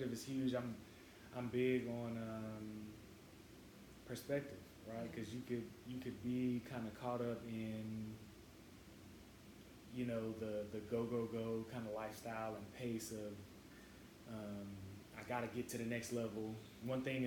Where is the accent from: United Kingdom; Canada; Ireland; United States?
United States; North Carolina; being a country boy, I'm from North Carolina